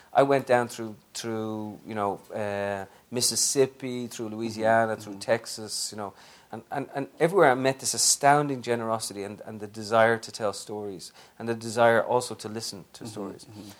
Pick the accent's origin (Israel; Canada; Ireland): Ireland; now in United States; are you American now, without being able to answer yes, but I'm Irish too